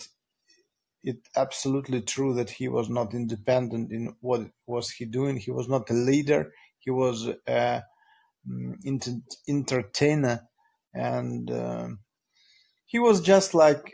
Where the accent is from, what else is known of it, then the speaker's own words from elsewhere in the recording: Russia; I'm Russian